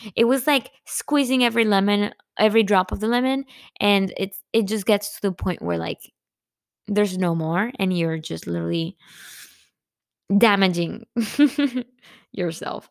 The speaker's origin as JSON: {"language": "English", "town": "Monterrey", "region": "Nuevo León", "country": "Mexico", "moved": "yes", "said": "I'm from Monterrey"}